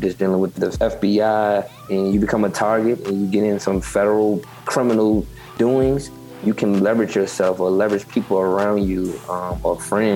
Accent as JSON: {"language": "English", "town": "Richmond", "region": "Virginia", "country": "United States", "said": "I'm from Richmond, Virginia"}